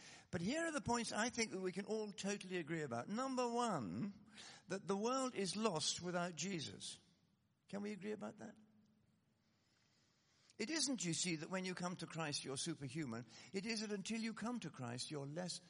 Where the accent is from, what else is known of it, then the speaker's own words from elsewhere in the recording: Scotland, United Kingdom; I come, as you may have gathered by now, I come from Scotland.